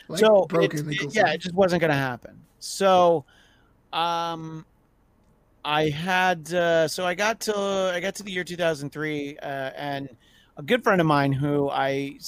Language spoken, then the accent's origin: English; New York, United States; moved away; I grew up in New York in the rural suburbs